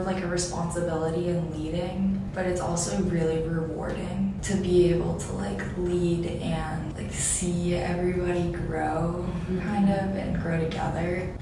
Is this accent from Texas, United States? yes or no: yes; Austin, Texas, United States; now in Walla Walla, United States; a sophomore from Austin, Texas